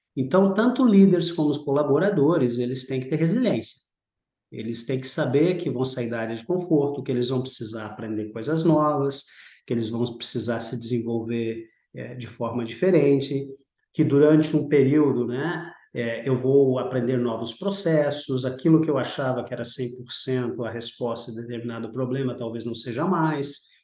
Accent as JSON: {"language": "Portuguese", "region": "Rio Grande do Sul", "country": "Brazil", "tie": "born or raised there", "also_born_or_lived": "Rio de Janeiro / São Paulo", "moved": "as an adult", "said": "sou brasileiro, é, sou natural do Rio Grande do Sul"}